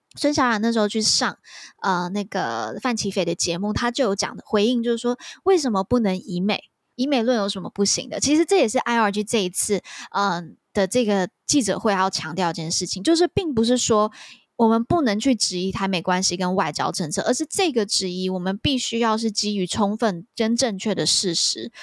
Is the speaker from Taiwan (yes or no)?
yes; Taiwan; 我们台湾人